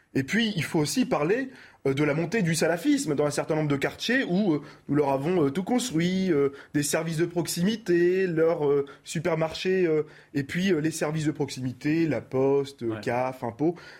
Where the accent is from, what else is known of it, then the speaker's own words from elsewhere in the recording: Roubaix, Hauts-de-France, France; je viens de Roubaix